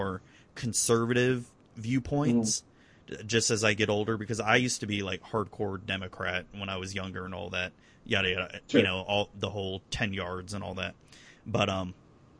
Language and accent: English; Florida, United States; I've been born and raised in Florida